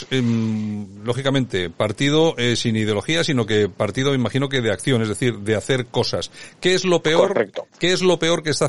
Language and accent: Spanish; Spain; te defines como nacionalista español, que es lo que soy yo y que es más de la mitad de los españoles de este país